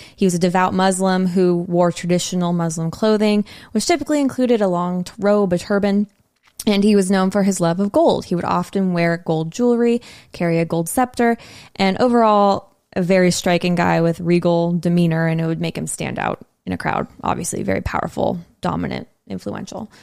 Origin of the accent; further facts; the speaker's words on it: San Diego, California, United States; We're from San Diego